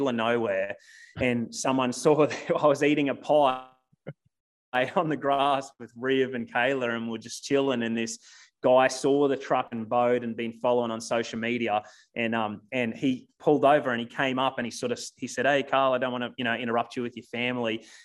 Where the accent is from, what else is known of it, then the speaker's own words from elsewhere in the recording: Australia; moved away as an adult; now in United States; I was 26, 27 years. I lived in Australia. I'd never left the country